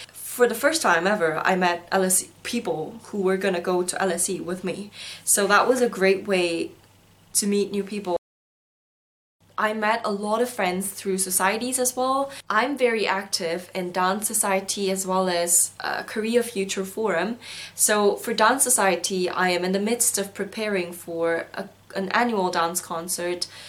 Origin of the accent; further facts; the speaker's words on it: South Korea; also born or lived in Singapore; now in London, United Kingdom; I come from South Korea